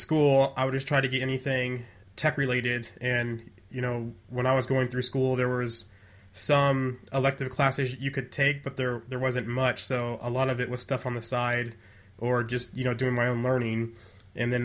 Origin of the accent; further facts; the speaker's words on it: Nebraska, United States; growing up in Nebraska